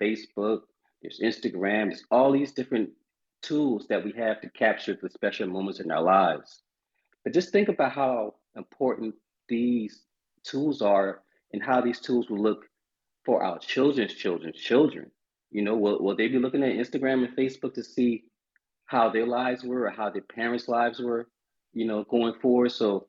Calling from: Charleston, South Carolina, United States; Oh, man, I am in Charleston, South Carolina today, as usual.

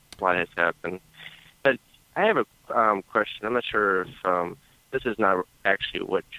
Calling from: Cleveland, Ohio, United States; This is …. I'm in Cleveland, Ohio.

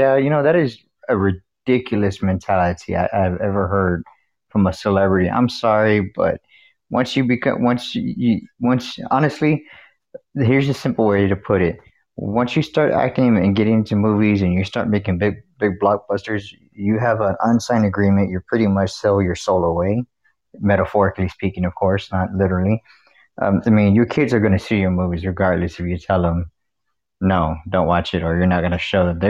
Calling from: Texas, United States; accent: Scottish Texan; I am calling from Texas.

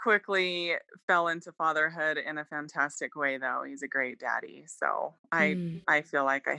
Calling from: Arizona, United States

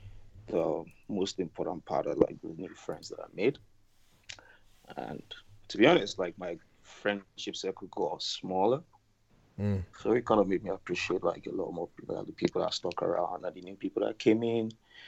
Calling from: Canada; I'm calling from Canada.

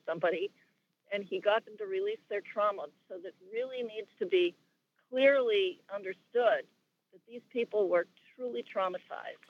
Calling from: Hartsdale, New York, United States; I'm calling from Hartsdale, New York.

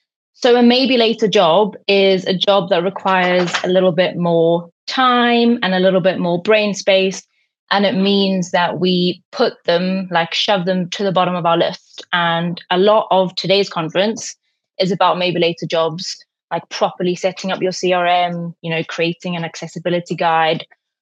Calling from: Newcastle, North East England, United Kingdom

